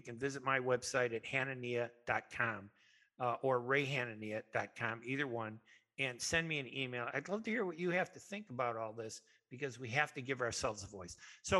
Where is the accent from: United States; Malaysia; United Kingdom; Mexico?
United States; I'm very proud to be Arab. And I know and I was born in this country. That doesn't mean I'm not American. Very patriotic. My entire family has served in the U.S. military